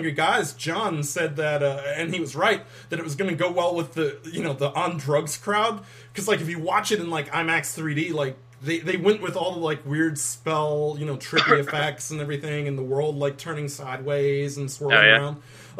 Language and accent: English; United Kingdom; Fuck you. I'm British.